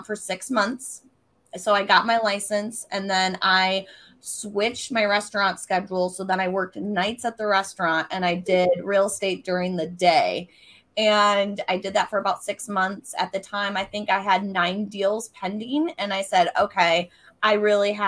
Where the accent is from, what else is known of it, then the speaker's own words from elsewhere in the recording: Mount Pleasant, Michigan, United States; I am from Mount Pleasant, Michigan, which is in the very center of Michigan. So for those of you who can't see, yes, I'm a Michigander